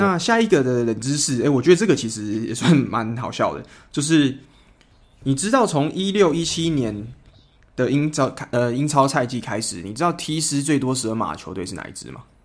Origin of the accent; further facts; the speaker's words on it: Kaohsiung, Taiwan; 因为我是高雄人嘛